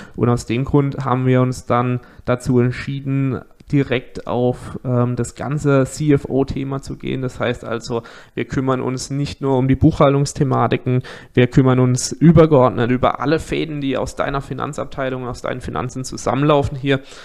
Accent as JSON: {"language": "German", "area": "near Karlsruhe", "region": "Baden-Württemberg", "country": "Germany", "said": "Ich komme aus der Nähe von Karlsruhe"}